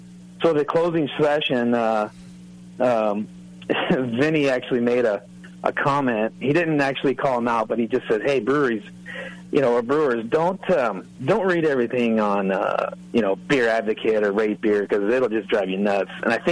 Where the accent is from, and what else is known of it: Riverside, California, United States